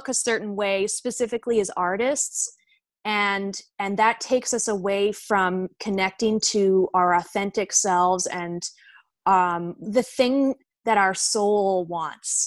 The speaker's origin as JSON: {"language": "English", "town": "Victoria", "region": "British Columbia", "country": "Canada", "tie": "born or raised there", "also_born_or_lived": "Glasgow, Scotland", "moved": "as an adult", "lives_now": "Vancouver, Canada", "said": "I grew up in Victoria. I was actually born in Scotland."}